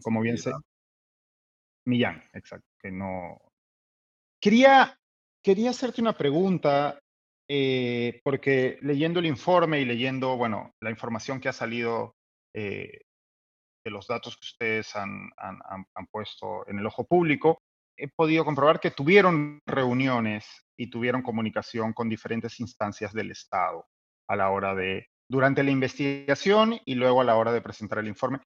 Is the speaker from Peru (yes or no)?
yes; Peru; Es hoy un particular miércoles en nuestro país